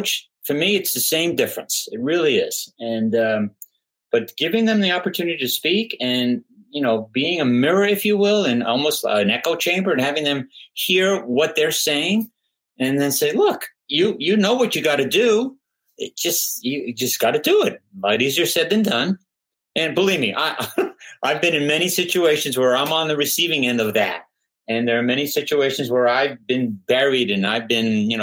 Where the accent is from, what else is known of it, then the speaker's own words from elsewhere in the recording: New York, United States; I'm from New York